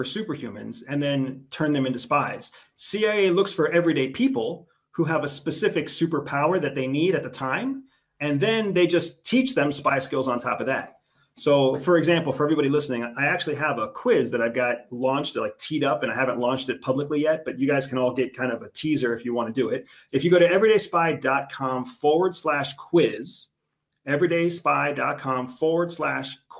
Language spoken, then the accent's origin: English; United States; I'm from the United States